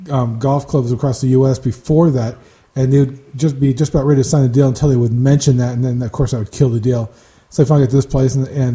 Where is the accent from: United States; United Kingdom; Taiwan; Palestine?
United States; California; growing up in California.